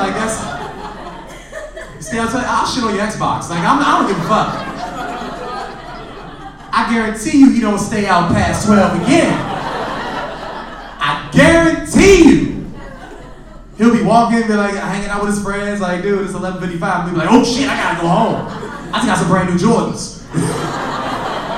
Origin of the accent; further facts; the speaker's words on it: New York, United States; I'm from New York